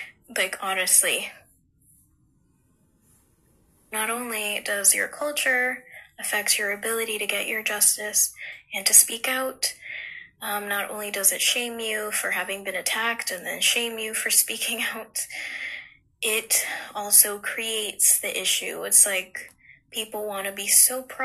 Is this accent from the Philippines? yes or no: yes; Philippines; as a Filipino and getting torn down by my own Filipino people